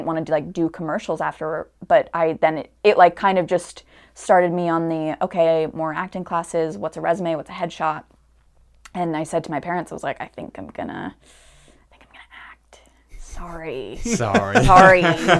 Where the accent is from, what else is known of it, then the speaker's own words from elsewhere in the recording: Stamford, Connecticut, United States; I grew up in Stamford, Connecticut. I'm still there.